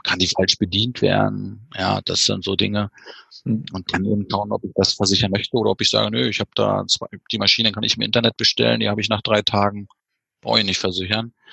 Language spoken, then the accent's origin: German; East Germany, Germany; bei uns im Osten